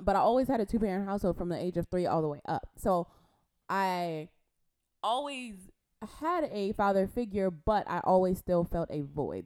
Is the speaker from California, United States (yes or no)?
yes; Compton, California, United States; from Compton, California. Yay! I'm from California